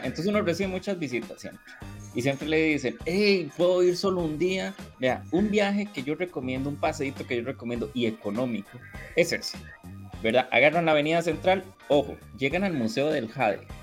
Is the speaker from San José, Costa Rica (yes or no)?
no; Turrialba, Cartago, Costa Rica; mi pueblo, Turrialba, en Santa Cruz de Turrialba